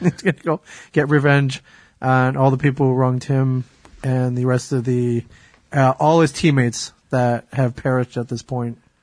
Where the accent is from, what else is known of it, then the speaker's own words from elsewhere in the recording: Michigan, United States; my home state of Michigan